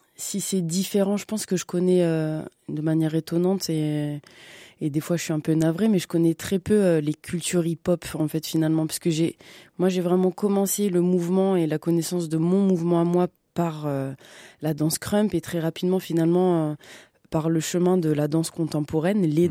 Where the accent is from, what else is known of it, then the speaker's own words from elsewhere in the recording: Bobigny, Île-de-France, France; je suis née à Bobigny, à la Cité de l'Étoile, dans le 93, en banlieue parisienne